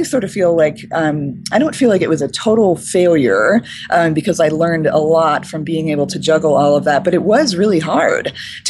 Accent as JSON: {"language": "English", "town": "Boulder", "region": "Colorado", "country": "United States", "said": "I'm from Boulder. We do that kind of talk a lot."}